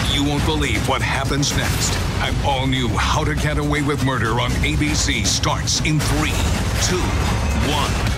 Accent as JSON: {"language": "English", "town": "Tulsa", "region": "Oklahoma", "country": "United States", "tie": "born or raised there", "said": "I grew up in Tulsa"}